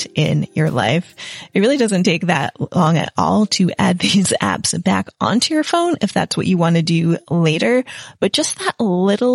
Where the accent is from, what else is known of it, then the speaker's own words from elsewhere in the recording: United States; moved away as an adult; now in England; I'm an American in England